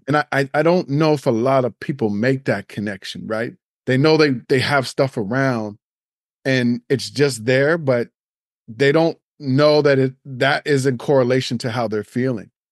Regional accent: Nova Scotia, Canada; now in Toronto, Canada; I grew up in Nova Scotia

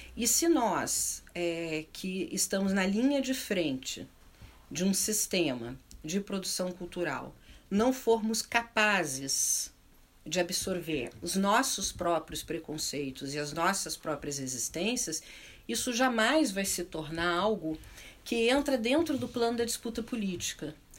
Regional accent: Porto Alegre, Rio Grande do Sul, Brazil; also born or lived in Chicago; eu cresci em Porto Alegre, é, no sul, no extremo sul do, do, do Brasil

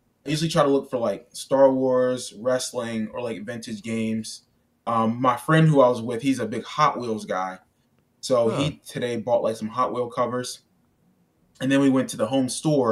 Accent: Pennsylvania, United States; my home state

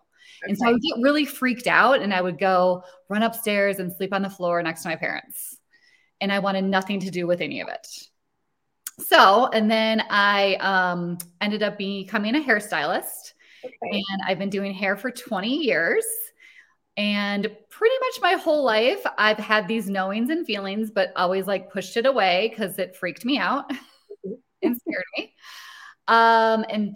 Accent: Rochester, Minnesota, United States; I grew up in a small town in Minnesota

